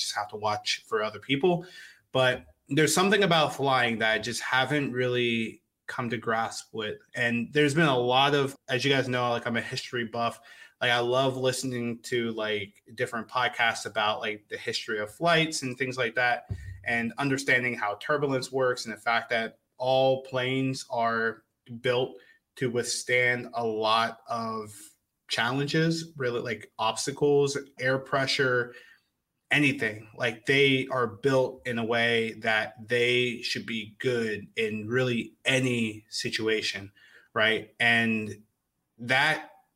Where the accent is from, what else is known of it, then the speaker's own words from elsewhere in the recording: United States; I am American through and through.